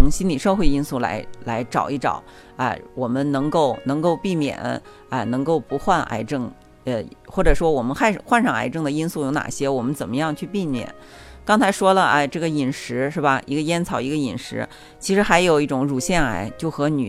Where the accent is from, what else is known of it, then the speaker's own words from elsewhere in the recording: China; 这个感染是因为我们中国人哈，我们平时喜欢聚餐